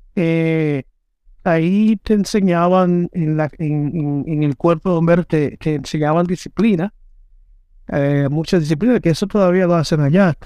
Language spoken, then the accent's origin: Spanish; Dominican Republic; moved away; como yo no estoy en mi, en mi tierra, pero yo tengo una, eh, ¿cómo se dice? Yo tengo propiedades allá